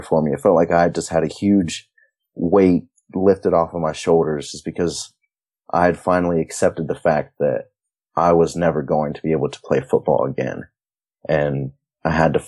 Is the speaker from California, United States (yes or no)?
no; New Lexington, Ohio, United States; that's how my hometown was too, New Lexington. We were a small town